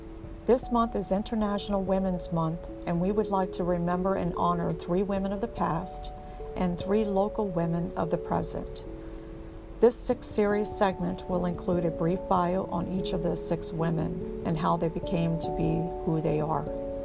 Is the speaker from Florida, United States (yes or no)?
yes; Florida, United States; moved away as an adult; born and raised in Florida, uprooted her family to start a new life and career.